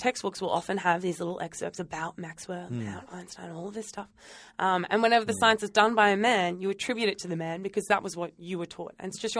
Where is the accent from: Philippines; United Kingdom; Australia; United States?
Australia; New South Wales; now in Western Australia, Australia; But originally I'm from New South Wales